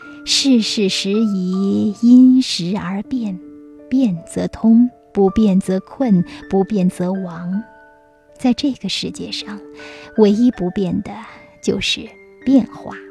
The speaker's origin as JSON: {"language": "Chinese", "country": "China", "said": "我们中国人对时非常敏感，也许我们是黄色文明，自古至今都在靠农业生存，所以对天时的依赖性很强。"}